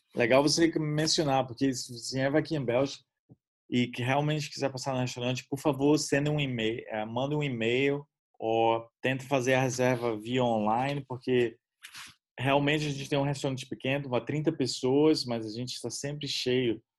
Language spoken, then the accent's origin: Portuguese; Brazil; moved away